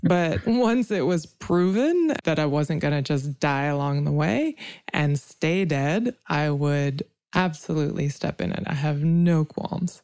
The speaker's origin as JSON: {"language": "English", "country": "India", "moved": "yes", "lives_now": "United States", "said": "I come from India, which was colonized, and I live in America"}